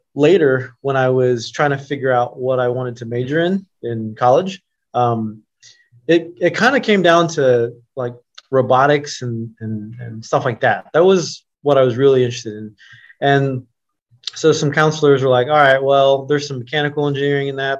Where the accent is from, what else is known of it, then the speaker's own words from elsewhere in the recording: Oklahoma City, Oklahoma, United States; also born or lived in Los Angeles; now in Columbus, United States; i grew up in oklahoma city um, i was born in los angeles but we moved to oklahoma city when i was about three or so